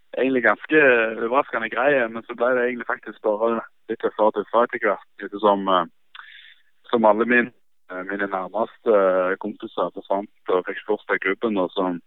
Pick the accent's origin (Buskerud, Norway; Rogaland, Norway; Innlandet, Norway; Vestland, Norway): Rogaland, Norway; Stavanger; moved away as an adult; now in Sogndal, Norway; hjemme i Stavanger